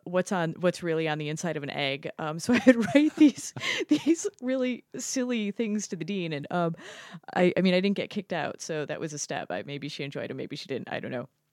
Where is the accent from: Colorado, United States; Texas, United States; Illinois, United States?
Illinois, United States; Chicago; moved away as an adult; now in Shanghai, China; I grew up in Chicago